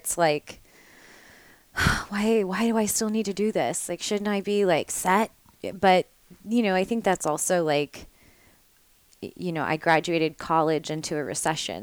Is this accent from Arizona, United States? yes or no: no; Nashville, Tennessee, United States; also born or lived in the South; now in New York, United States; I'm from Nashville, Tennessee